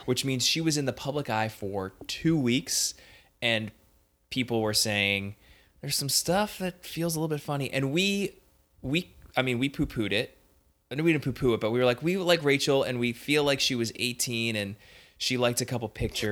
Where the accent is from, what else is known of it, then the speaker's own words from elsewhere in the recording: Northeast, United States; I'm from the Northeast